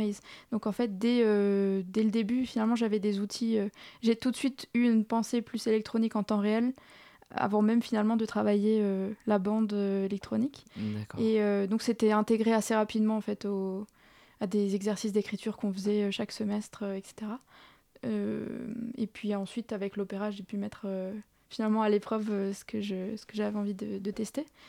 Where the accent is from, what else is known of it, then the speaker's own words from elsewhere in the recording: Strasbourg, Grand Est, France; moved away as an adult; je suis née à Strasbourg et j'y suis restée jusqu'à jusqu'à la fin de mon master